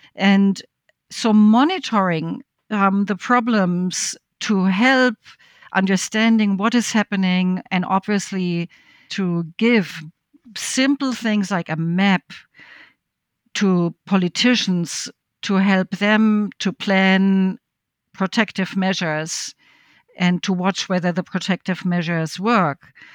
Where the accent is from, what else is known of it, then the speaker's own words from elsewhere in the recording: West Germany, Germany; I grew up in West Germany